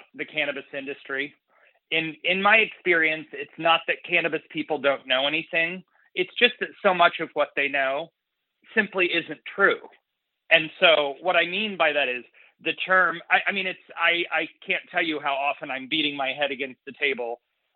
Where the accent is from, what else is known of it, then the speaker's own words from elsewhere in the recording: central Illinois, United States; moved away as an adult; now in San Diego, United States; my hometown in central Illinois to San Diego, California